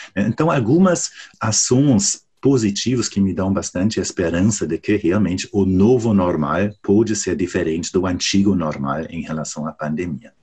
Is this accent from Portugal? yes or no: no; Germany; Portuguese is a second language; moved away